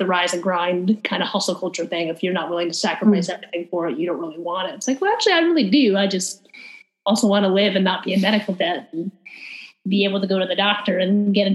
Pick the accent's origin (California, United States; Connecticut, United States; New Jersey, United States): Connecticut, United States; Fairfield; moved away; I came from Fairfield, Connecticut, which is a very wealthy suburb in Connecticut